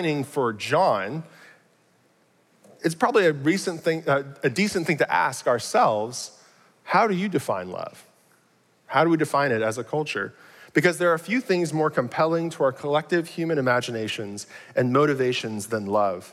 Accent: Arlington, Texas, United States; I'm from Arlington, grew up here

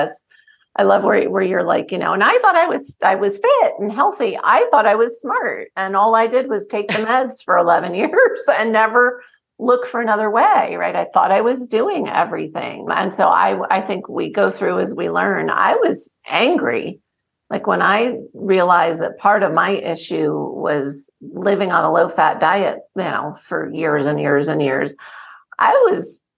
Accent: New Jersey, United States; also born or lived in Short Hills, New Jersey / Bernardsville, New Jersey; I grew up in New Jersey.

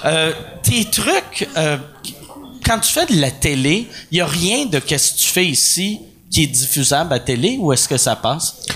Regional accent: Montreal, Quebec, Canada; le monde me demandait d'où tu viens. Je disais Montréal

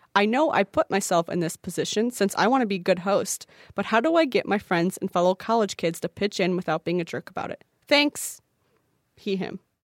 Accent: Midwest, United States; I'm from the Midwest, so no one knows what I'm saying anytime

